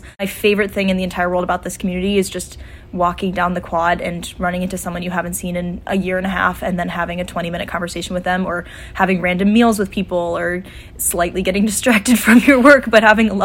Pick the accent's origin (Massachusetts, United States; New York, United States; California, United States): New York, United States; Buffalo; I'm also a senior from Buffalo, New York